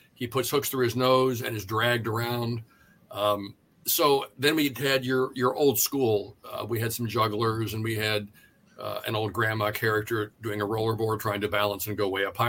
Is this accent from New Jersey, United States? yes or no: no; Southern California, United States; I was born and raised in Southern California